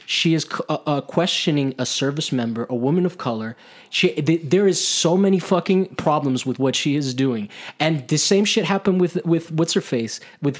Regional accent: Canada; No, I'm from Canada.

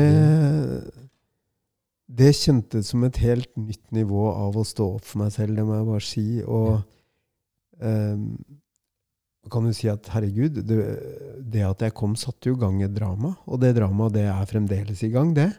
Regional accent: Norway; jeg er fra Norge, jeg er 51 år gammel

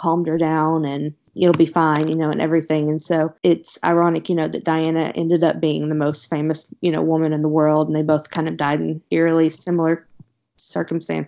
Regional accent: United States; being an American myself

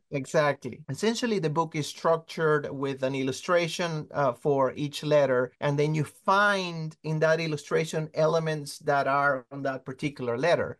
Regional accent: Caracas, Capital District, Venezuela; I'm from Caracas, Venezuela

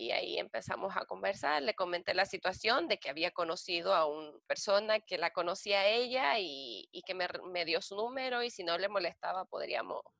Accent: Chile; moved away as an adult; also born or lived in Canada; eh, soy chilena

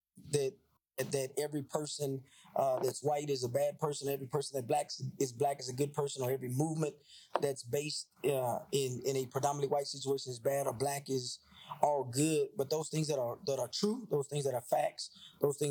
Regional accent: Baton Rouge, Louisiana, United States; moved away as an adult; now in Tucson, United States; I was born and raised in Baton Rouge, Louisiana. We've been here in Tucson since 99

